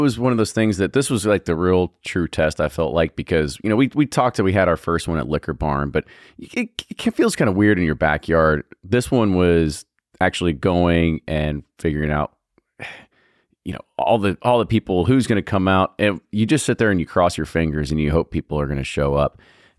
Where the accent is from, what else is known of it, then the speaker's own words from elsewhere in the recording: Ohio, United States; I am from Ohio.